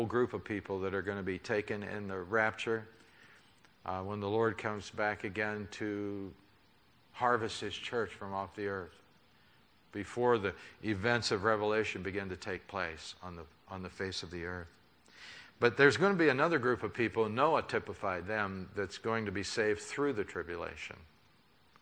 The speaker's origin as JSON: {"language": "English", "country": "United States", "said": "I'm an American"}